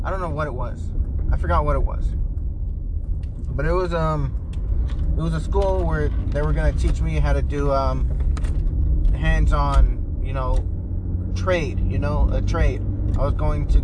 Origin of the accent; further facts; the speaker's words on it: United States; I was raised here in America, or in the US